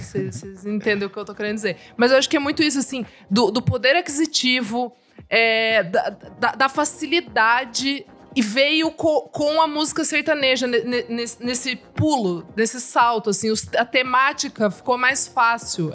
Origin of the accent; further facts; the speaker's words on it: Sorocaba, São Paulo, Brazil; Eu sou de Sorocaba também, crescendo também rodeio